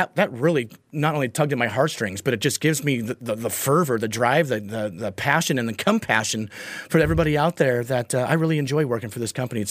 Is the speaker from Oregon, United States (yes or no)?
yes; Portland, Oregon, United States; being born and raised in Portland